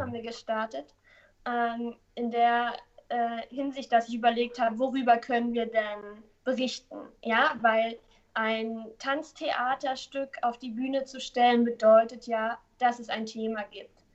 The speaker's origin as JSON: {"language": "German", "town": "Neuruppin", "region": "Brandenburg", "country": "Germany", "moved": "yes", "lives_now": "Hamburg, Germany", "said": "ursprünglich komme ich aus Neuruppin. Das ist ähm, nördlich von Berlin."}